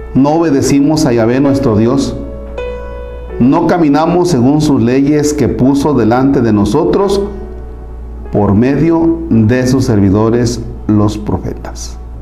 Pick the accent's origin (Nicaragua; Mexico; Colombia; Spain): Mexico